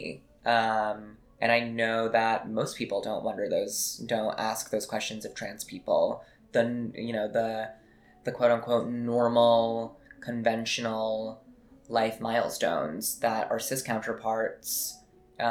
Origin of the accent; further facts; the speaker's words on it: Rhode Island, United States; now in New York, United States; Rhode Island to me is my past